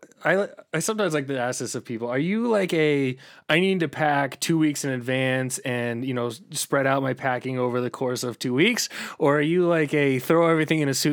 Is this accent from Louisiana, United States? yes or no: no; Monte Vista, Colorado, United States; I actually grew up in Southern Colorado. I was down in the San Luis Valley.